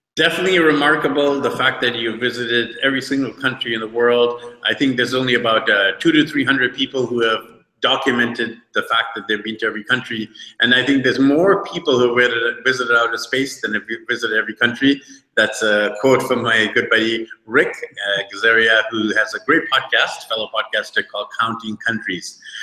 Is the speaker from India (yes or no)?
no; Vancouver, British Columbia, Canada; I'm actually from Vancouver, BC, Canada